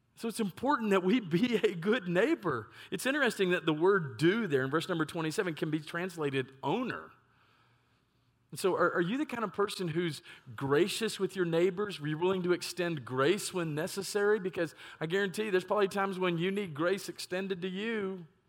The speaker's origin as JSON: {"language": "English", "town": "Lewisville", "region": "Texas", "country": "United States", "tie": "born or raised there", "also_born_or_lived": "Ohio", "said": "what I would consider my hometown of Louisville, Texas"}